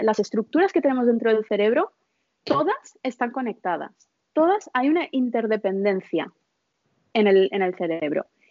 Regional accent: India; moved away; Yo nací en la India, mis padres son de la India

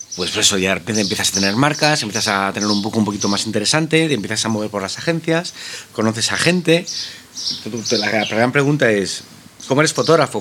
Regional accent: Madrid, Community of Madrid, Spain; yo soy madrileño, eh, he nacido aquí

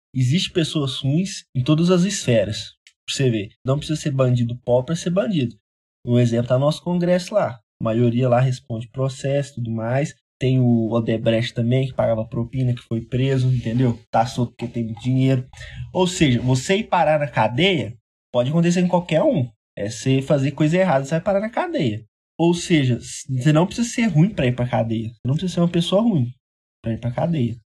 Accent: Minas Gerais, Brazil; nós somos do, do, de Minas Gerais

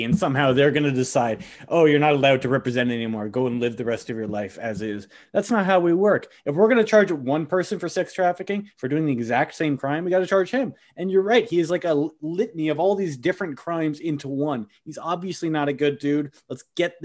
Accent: United States; I'm very American

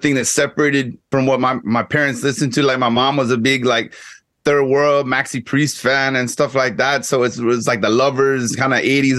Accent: Guyana; first language English; now in Texas, United States; I grew up in Guyana

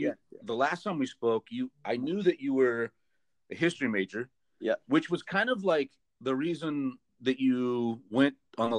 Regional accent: California, United States; accent: Central Valley; I used a lot of slang and it's local slang for like Central Valley.

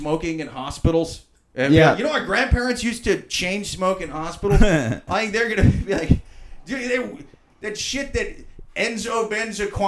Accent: Midwest, United States; moved away; I'm from the Midwest originally, so like, even though I grew up in a college town

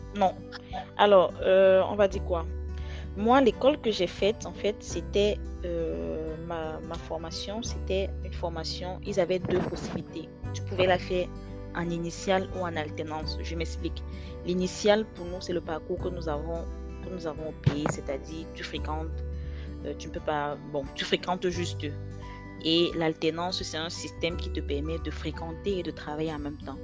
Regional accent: Douala, Littoral, Cameroon; moved away as an adult; now in France; je viens de Douala, donc euh, Douala, très très chaud

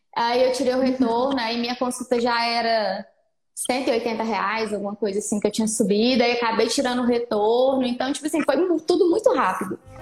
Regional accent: Patos de Minas, Minas Gerais, Brazil; Eu sou de Minas Gerais, Patos de Minas, uma cidade de 160 mil habitantes, 155 mil habitantes que tem

